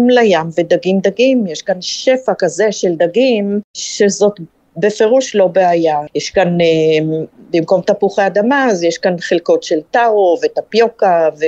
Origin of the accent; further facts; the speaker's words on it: Kiryat Tivon, Northern District, Israel; moved away as an adult; now in Palau; אני במקור מקריית טבעון, שזה שווה ערך למדינה כאן, זה אותו מספר תושבים